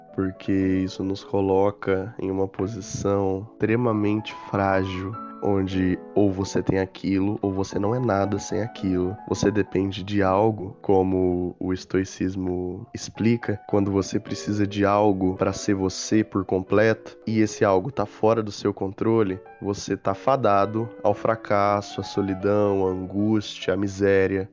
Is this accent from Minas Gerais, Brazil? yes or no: no; interior of São Paulo, Brazil; Sou do interior de São Paulo, sou caipirão mesmo